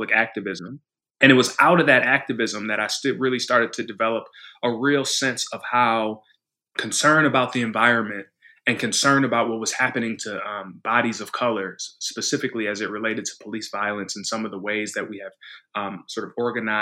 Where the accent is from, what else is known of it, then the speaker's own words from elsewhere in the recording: Evanston, Illinois, United States; So I grew up in Evanston, Illinois. So that's where I was born, which is it's a town just north of Chicago